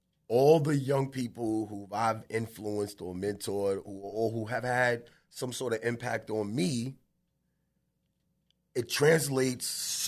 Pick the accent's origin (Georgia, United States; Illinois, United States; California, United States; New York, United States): New York, United States; Bronx; And so we grew up in the Bronx. That's where it started for me.